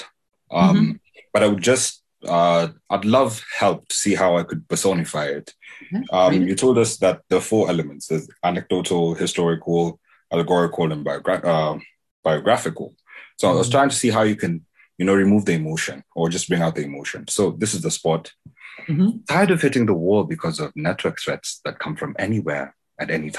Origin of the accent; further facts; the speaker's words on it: Kenya; I'm from Kenya